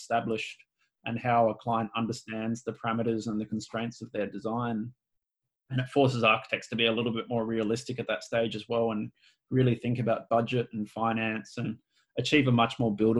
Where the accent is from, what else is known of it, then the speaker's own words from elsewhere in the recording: Australia; I'm Australian too, so we use a lot of slang and we shorthand everything as well